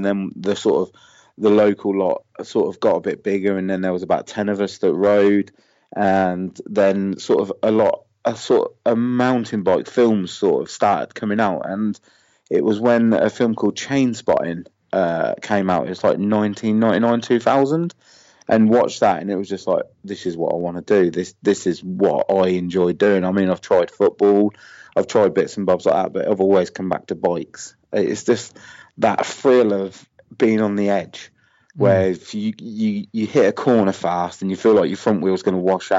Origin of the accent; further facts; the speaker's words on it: Northamptonshire, East Midlands, United Kingdom; I'm from Northamptonshire in the UK.